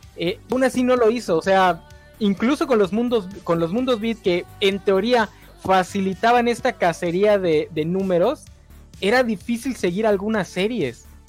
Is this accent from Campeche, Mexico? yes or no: yes; Campeche, Mexico; soy de Campeche